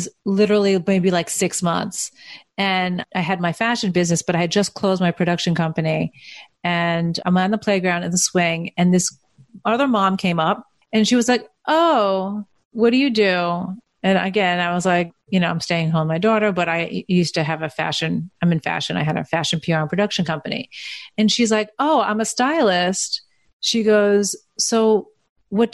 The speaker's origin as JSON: {"language": "English", "area": "Long Island", "region": "New York", "country": "United States", "tie": "born or raised there", "said": "I'm from Brooklyn, which is not really true. I grew up in Long Island"}